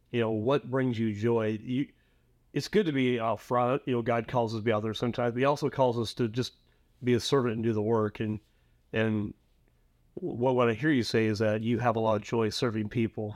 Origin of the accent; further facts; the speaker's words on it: Prineville, Oregon, United States; my hometown, little hometown of Prime, Oregon, uh, Central Oregon